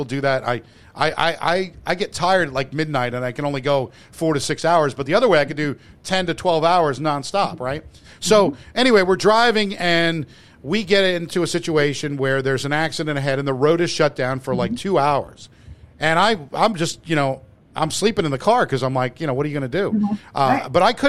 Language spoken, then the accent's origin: English; East Coast, United States; I know I'm from the East Coast and I shouldn't be bitching and moaning about snow.